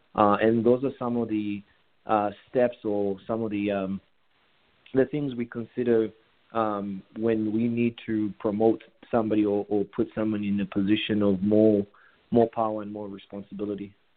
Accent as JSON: {"language": "English", "town": "Kitwe", "region": "Copperbelt Province", "country": "Zambia", "tie": "born or raised there", "also_born_or_lived": "Kabwe, Zambia / Sydney, Australia", "moved": "as an adult", "lives_now": "Dallas, United States", "said": "I grew up in Kitwe, uh, and I went to a boarding school uh, in Kabwe"}